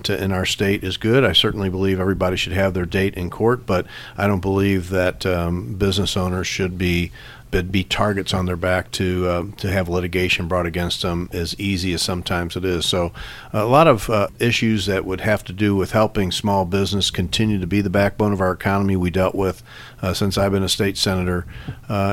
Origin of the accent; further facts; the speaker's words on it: St. Louis, Missouri, United States; also born or lived in Jefferson City; I grew up in North City, St. Louis